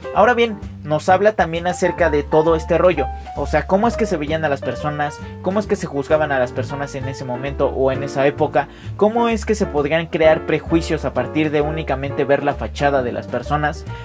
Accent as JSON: {"language": "Spanish", "region": "Mexico City", "country": "Mexico", "said": "yo soy de la Ciudad de México, yo radico aquí"}